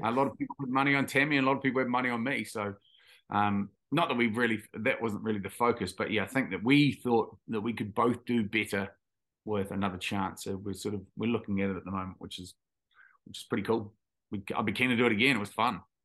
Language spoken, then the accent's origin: English; Tauranga, Bay of Plenty, New Zealand; also born or lived in Taranaki; we grew up in Taranaki, and then my parents moved, my parents are dairy farmers, so we moved to, um, to Tauranga, or on the outskirts